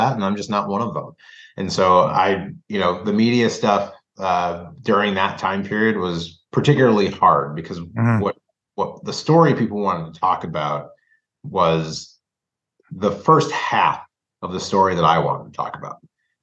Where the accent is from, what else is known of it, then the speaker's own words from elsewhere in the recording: Minnesota, United States; also born or lived in Indianapolis, Indiana / Bloomington, Indiana; when I moved to Minnesota, I moved from Bloomington, right? I didn't grow up in Indianapolis, but I, you know, was in Bloomington until I was 8 years old. So I still have, there's still like some vestiges of Hoosier in me.